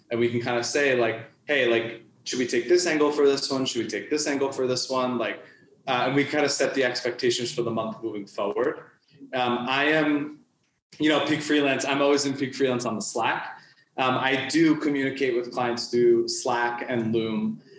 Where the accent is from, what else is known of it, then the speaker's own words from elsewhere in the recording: New York, United States; moved away as an adult; now in Mexico; I'm from New York originally.